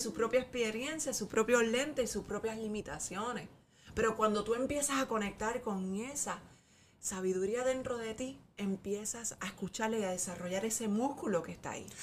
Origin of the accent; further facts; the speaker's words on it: Puerto Rico; Nosotros somos puertorriqueños